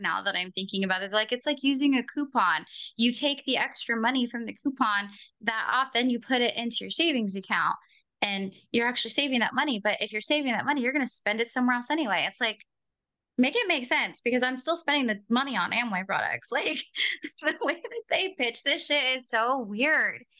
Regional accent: Portland, United States; I'm from Portland

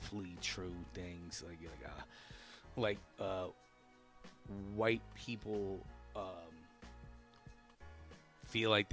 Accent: New Jersey, United States; growing up in Jersey, I had off the boat African friends.

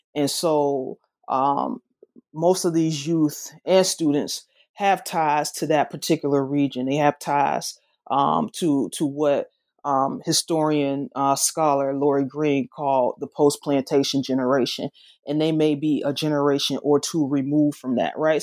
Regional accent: the South, United States; accent: Southern; my accent, though it's, it's Southern, it's not Memphis Southern.

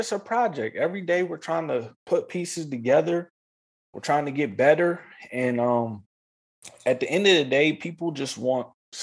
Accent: East Coast, United States; moved away as an adult; now in Los Angeles, United States; When I was younger, growing up on the East Coast

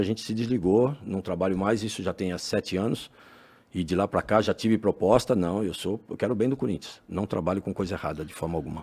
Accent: São Paulo, Brazil; also born or lived in Itambé, Paraná / Maringá, Paraná; dali, né, vim com cinco anos, fui criado ali

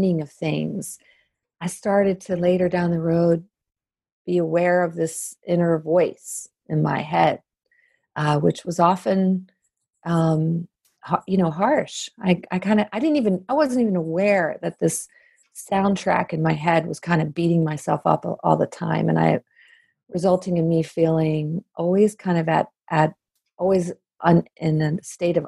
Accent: Maryland, United States; I'm from Maryland.

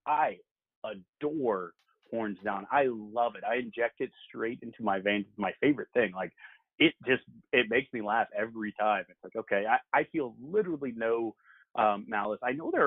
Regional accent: San Antonio, Texas, United States; also born or lived in Austin, Texas; now in Houston, United States; I'm from San Antonio, went to school in Austin. Now live in Houston

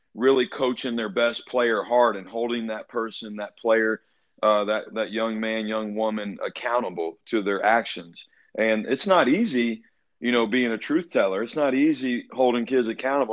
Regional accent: Atlanta, Georgia, United States; I'm from Atlanta originally, and like you said, I went to Brookwood High School.

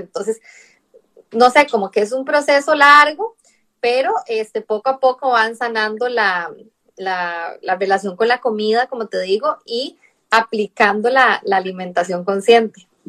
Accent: Costa Rica; moved away as an adult; now in Barcelona, Spain; Claro, de Costa Rica, soy de Costa Rica. Sí, claro, el acento es como diferente.

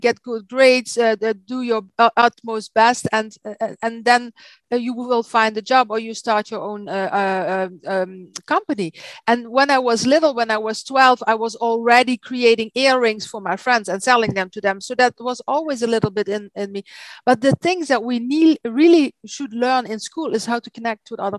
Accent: Maastricht, Limburg, Netherlands; English is a second language; now in Belgium; I'm from Holland. I'm from the south of Holland, from Maastricht.

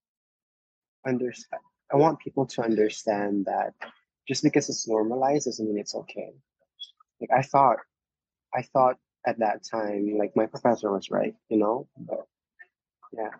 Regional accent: Philippines; now in Hawaii, United States; I was born in the Philippines

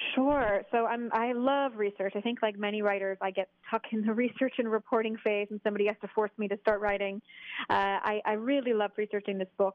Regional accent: New England, United States; moved away as an adult; also born or lived in New York; now in Paris, France; I'm from New England originally

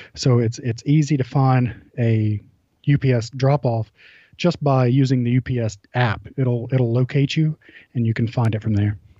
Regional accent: Georgia, United States; I'm from Georgia

